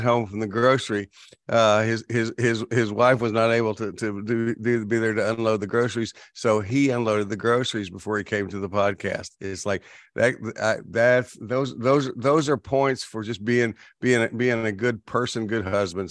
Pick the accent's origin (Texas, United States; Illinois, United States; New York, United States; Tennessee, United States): Texas, United States; I'm from Texas